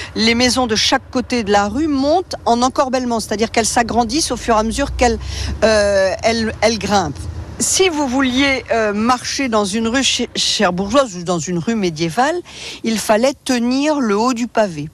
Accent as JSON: {"language": "French", "region": "Normandy", "country": "France", "said": "on est normand"}